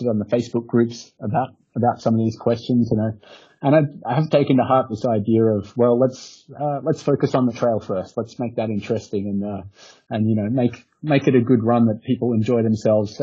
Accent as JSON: {"language": "English", "country": "Australia", "also_born_or_lived": "Cyprus", "moved": "as an adult", "said": "I'm from Australia, and I've never hashed in Australia."}